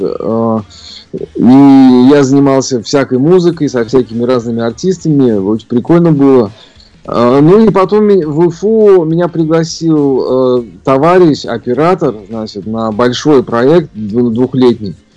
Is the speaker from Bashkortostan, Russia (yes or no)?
yes; Ufa, Bashkortostan, Russia; moved away as an adult; also born or lived in Saint Petersburg / Moscow; родился я в городе Уфа, Башкирия, в центре континента